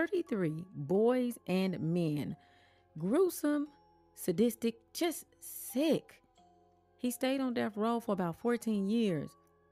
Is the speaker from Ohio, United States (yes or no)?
no; Chicago, Illinois, United States; Growing up in Chicago